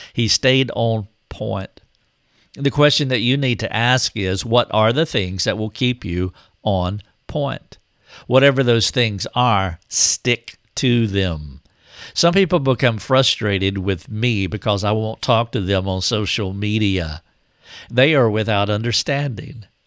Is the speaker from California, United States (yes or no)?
no; North Carolina, United States; my hometown in North Carolina